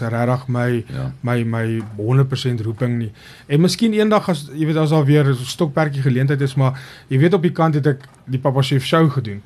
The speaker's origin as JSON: {"language": "Afrikaans", "region": "Mpumalanga", "country": "South Africa", "moved": "as an adult", "lives_now": "Ghana", "said": "as Suid-Afrikaners"}